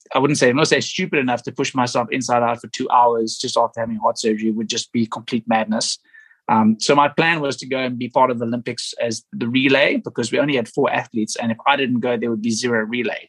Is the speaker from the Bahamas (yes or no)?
no; South Africa; Me being a South African